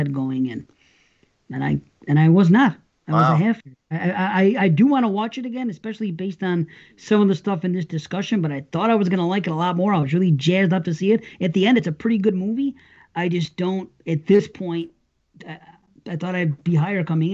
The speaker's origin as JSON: {"language": "English", "town": "Buffalo", "region": "New York", "country": "United States", "said": "I'm from Buffalo."}